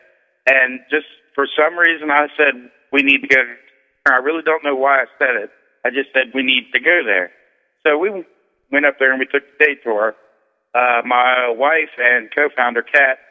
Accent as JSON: {"language": "English", "town": "New Orleans", "region": "Louisiana", "country": "United States", "tie": "born or raised there", "moved": "as an adult", "lives_now": "Wellsburg, United States", "said": "I grew up in New Orleans"}